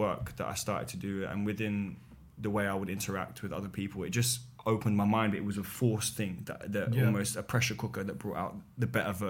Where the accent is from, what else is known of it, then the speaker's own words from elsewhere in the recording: Poplar, London, United Kingdom; Poplar, East London.